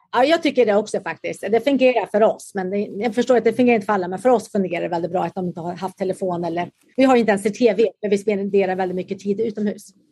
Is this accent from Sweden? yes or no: yes; Karlstad, Värmland, Sweden; moved away as an adult; also born or lived in Huskvarna, Småland; now in San Diego, United States; Jag är faktiskt född i Huskvarna i Småland och växte upp där och flyttade sedan till Karlstad. Så jag gick i skolan i Karlstad naturligtvis